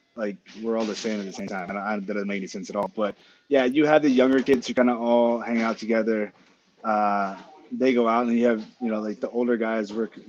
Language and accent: English; United States; I'm American, so you can't go French vanilla.